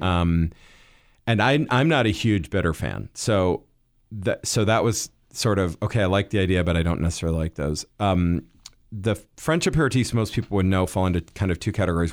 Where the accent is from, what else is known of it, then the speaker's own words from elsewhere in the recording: Midwest, United States; I grew up in the Midwest